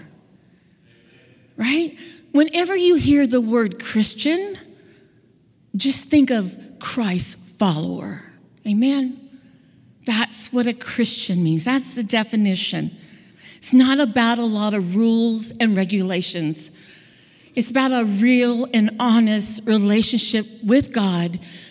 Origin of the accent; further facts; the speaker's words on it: Southern California, United States; I grew up in Southern California